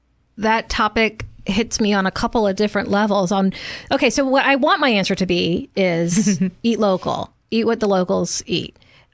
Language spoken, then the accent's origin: English; Louisiana, United States; when I went to a grocery store in my hometown in Louisiana